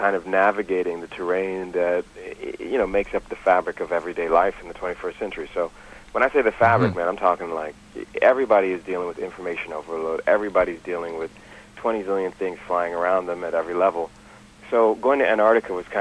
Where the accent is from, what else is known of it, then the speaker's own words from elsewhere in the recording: New York City, New York, United States; as a New Yorker